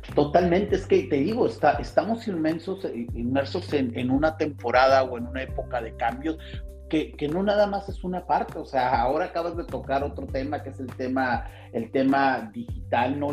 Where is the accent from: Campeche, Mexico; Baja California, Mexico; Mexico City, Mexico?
Baja California, Mexico; Tijuana; moved away as an adult; now in Spain; soy un, un tijuanense